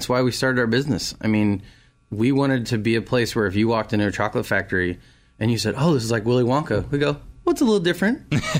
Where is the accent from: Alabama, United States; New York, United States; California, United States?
California, United States; moved away as an adult; now in Raleigh, United States; When I moved to Raleigh from California, I found my home.